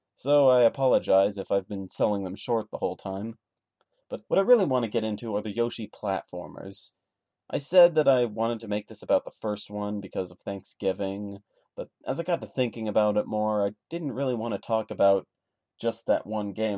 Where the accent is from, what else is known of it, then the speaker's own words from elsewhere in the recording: United States; I am an American